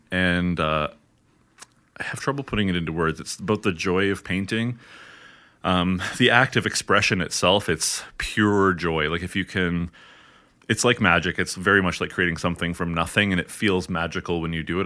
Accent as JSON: {"language": "English", "area": "hometown with Georgian College", "region": "Ontario", "country": "Canada", "tie": "born or raised there", "moved": "as an adult", "lives_now": "Edmonton, Canada", "said": "I actually went in my hometown to Georgian College, which is, you know, the local hometown college"}